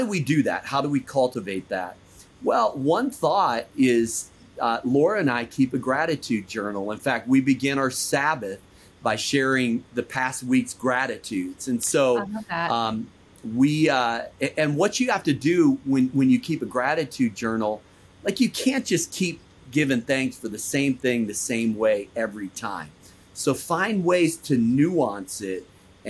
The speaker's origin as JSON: {"language": "English", "town": "Chicago", "region": "Illinois", "country": "United States", "moved": "yes", "lives_now": "Washington, D.C., United States", "said": "I'm from Chicago"}